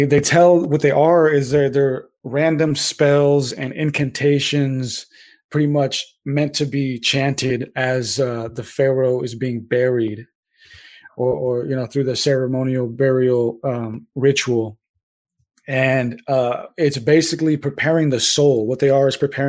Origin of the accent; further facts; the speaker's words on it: SoCal, California, United States; there are some people out there from my hometown and stuff in SoCal that still rep it